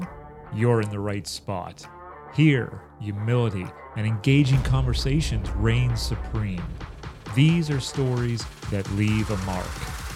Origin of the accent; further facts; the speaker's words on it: Chambersburg, Pennsylvania, United States; moved away; I'm originally from Chambersburg, Pennsylvania, which is just west of Gettysburg.